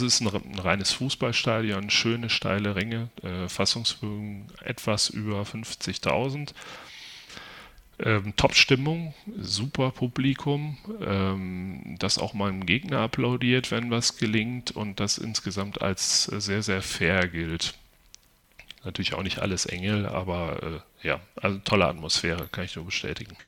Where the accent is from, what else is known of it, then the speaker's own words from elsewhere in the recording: Haltern region, North Rhine-Westphalia, Germany; ich komme selbst aus der Region.